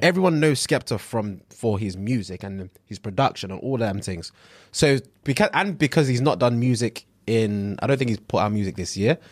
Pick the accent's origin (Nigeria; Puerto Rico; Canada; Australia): Nigeria; I'm Nigerian